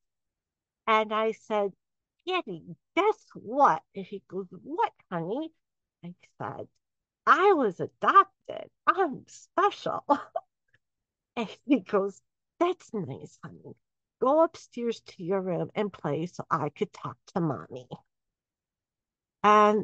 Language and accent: English; Southfield, Michigan, United States; I grew up in the suburbs of Detroit. I grew up in Southfield, Michigan.